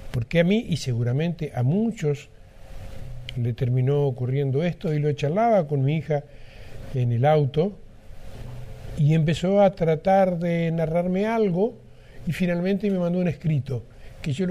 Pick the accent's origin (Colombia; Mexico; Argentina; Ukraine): Argentina; Los argentinos, siendo argentinos, concurrimos meses nadando, entre diálogos y emociones en las calles de cada localidad, los bares, negocios, tardes de charla entre amigos y vecinos y familia, en las aguas del mismo tema.